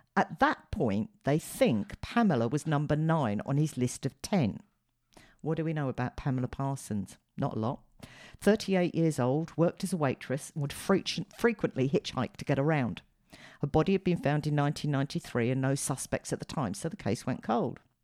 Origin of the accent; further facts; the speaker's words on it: United Kingdom; being a Brit